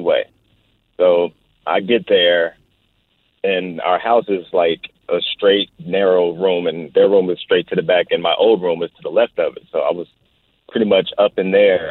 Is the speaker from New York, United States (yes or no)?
no; Chicago, Illinois, United States; now in Everett, United States; I was born and raised in Chicago. I live in Everett now